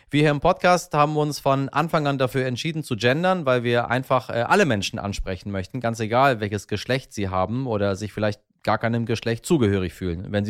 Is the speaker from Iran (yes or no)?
yes; Iran; German is a second language; Ich tue mich äh, als Iraner, der ich ja ursprünglich mal war und in meinem Inneren ja irgendwo auch noch bin, sowieso relativ schwer mit dieser komischen Sprache